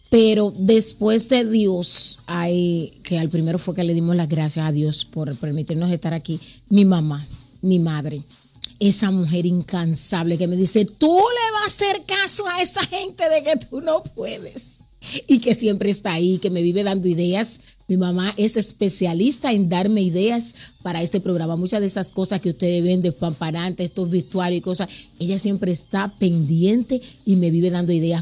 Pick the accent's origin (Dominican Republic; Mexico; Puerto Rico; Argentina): Dominican Republic; now in United States; mi país, República Dominicana